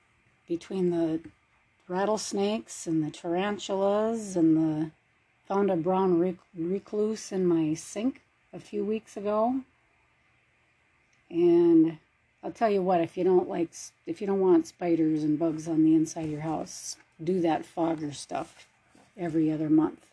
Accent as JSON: {"language": "English", "region": "Minnesota", "country": "United States", "tie": "born or raised there", "moved": "as an adult", "lives_now": "Arizona, United States", "said": "I was born and raised in Minnesota. I left there when I was in my 30s."}